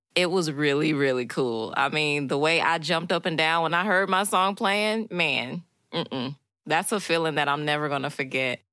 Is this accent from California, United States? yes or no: no; Chicago, Illinois, United States; now in Knoxville, United States; I'm from Chicago, Illinois, so I'm definitely not from the South